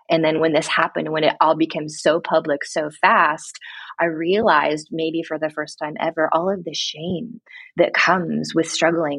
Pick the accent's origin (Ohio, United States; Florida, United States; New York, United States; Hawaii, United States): Ohio, United States; Mansfield; now in Mount Vernon, United States; I grew up actually in Mansfield, Ohio, a very small town about an hour north of Columbus.